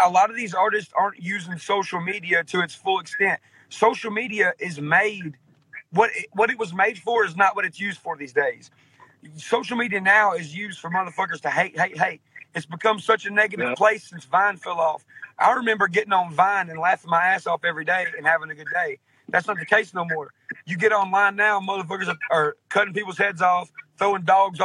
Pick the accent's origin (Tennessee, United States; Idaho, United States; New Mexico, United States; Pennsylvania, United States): Tennessee, United States; outskirts of Nashville; accent: real southern accent; I was born in Nashville, Tennessee. I was raised on the outskirts of Nashville, Tennessee in a small town.